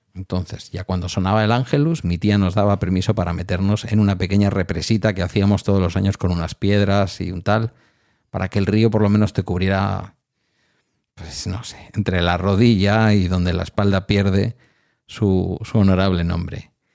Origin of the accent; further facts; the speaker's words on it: near Bilbao, Basque Country, Spain; De mi pueblo al centro de Bilbao hay unos 9 kilómetros